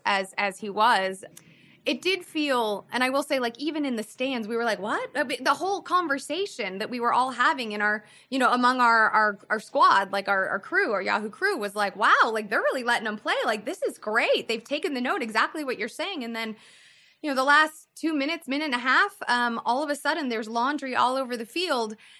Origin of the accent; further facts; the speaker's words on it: Midwest, United States; now in Los Angeles, United States; I'm from the Midwest